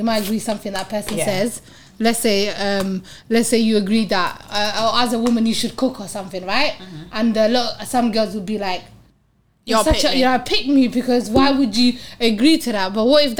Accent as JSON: {"language": "English", "region": "London", "country": "United Kingdom", "said": "every time I tell people I'm from South, oh my God, you're from the ghetto."}